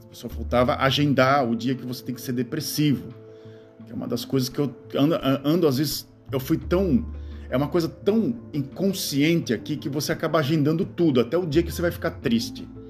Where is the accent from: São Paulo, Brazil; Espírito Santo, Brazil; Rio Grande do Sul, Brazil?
Rio Grande do Sul, Brazil; Gaúcho; accent: gauchado; now in Netherlands; quando eu fico indignado, eu começo a falar é, gauchado